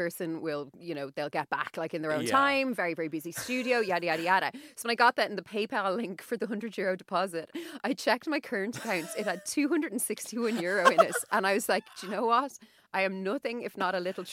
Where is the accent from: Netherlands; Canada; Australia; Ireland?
Ireland; as an Irish person